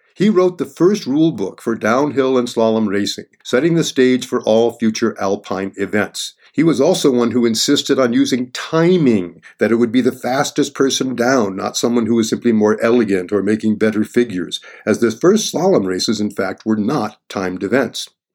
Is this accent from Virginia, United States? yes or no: no; Bromley, Vermont, United States; I grew up on Big Bromley, Vermont, home to some of the first J-bars